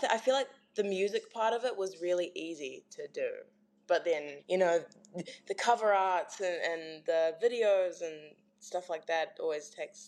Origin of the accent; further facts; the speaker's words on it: Clarks Beach, Auckland, New Zealand; I grew up in Clarks Beach, so like South Auckland, like really south.